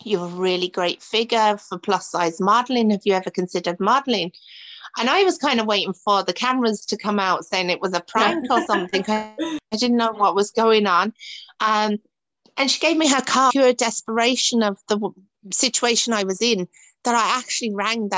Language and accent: English; Dagenham, London, United Kingdom; moved away as an adult; now in Ireland; I grew up in Dagenham, where Ford's used to be